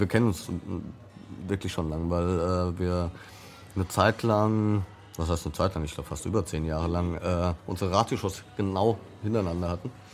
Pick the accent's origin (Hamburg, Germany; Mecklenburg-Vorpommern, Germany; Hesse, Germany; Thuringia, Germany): Hesse, Germany; Frankfurt; in meiner eigenen Stadt, in meiner Geburtsstadt